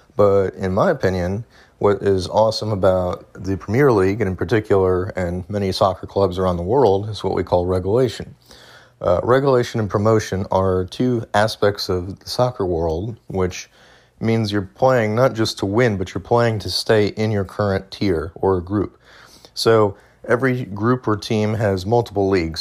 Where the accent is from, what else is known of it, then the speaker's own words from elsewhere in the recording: United States; as an American